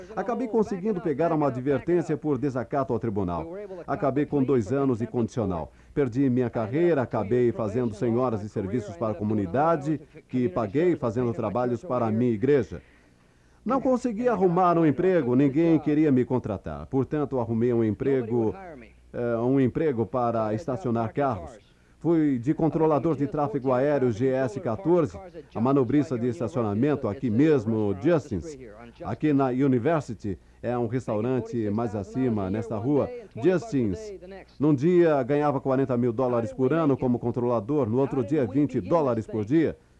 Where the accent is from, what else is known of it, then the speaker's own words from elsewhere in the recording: New York, United States; Fui criado em Nova York, no Bronx